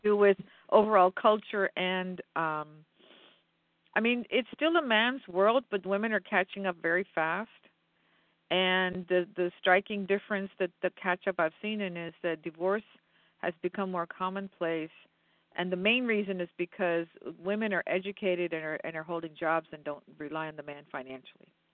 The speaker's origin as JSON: {"language": "English", "region": "western Pennsylvania", "country": "United States", "tie": "born or raised there", "also_born_or_lived": "India", "said": "I'm a western Pennsylvania girl."}